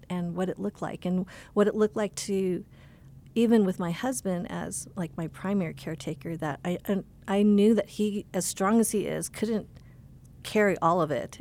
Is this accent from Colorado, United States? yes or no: yes; Boulder, Colorado, United States; now in California, United States; I grew up here in Colorado, in Boulder, Colorado